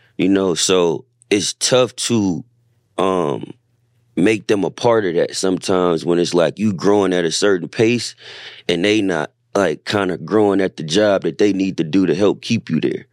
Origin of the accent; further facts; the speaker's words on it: Bay Area, California, United States; moved away as an adult; now in Los Angeles, United States; growing up in the Bay Area